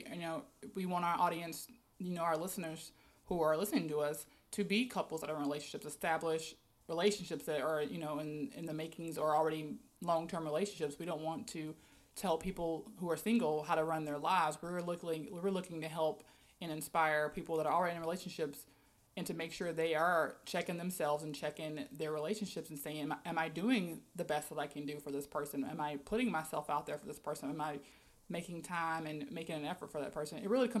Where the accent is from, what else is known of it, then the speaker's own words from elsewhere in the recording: South Mississippi, United States; moved away as an adult; now in Florida, United States; I am a very tall black girl, born and raised in South Mississippi, and I've been in Florida since 2010